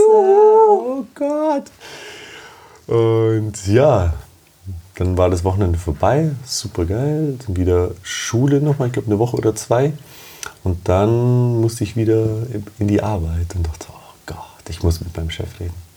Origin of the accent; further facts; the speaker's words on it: Germany; also born or lived in Romania; ich bin gebürtig aus Rumänien und kann die Sprache noch, mhm. bin aber 25 Jahre in Deutschland aufgewachsen